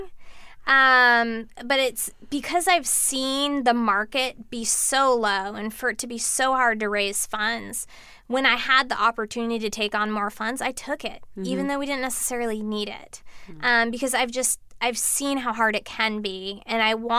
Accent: East Coast, United States; moved away as an adult; also born or lived in Boston; now in San Francisco, United States; I was from the East Coast

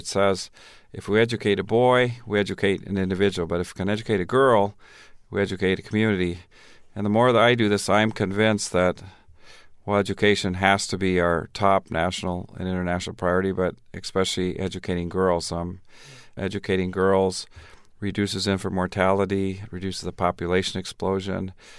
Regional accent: Tanzania; also born or lived in Minnesota; Well, I grew up in Tanzania. I was born in Minnesota, Garrison Keillor stock, Minnesota Norwegian Lutheran. But when I was 3 months old, my parents went to Tanzania.

